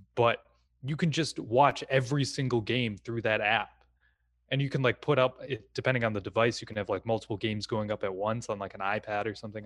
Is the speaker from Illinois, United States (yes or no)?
no; Wisconsin, United States; I'm born and raised in Wisconsin